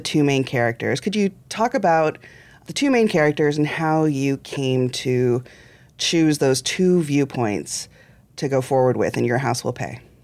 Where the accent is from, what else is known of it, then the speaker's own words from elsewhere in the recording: central Illinois, United States; I was growing up in central Illinois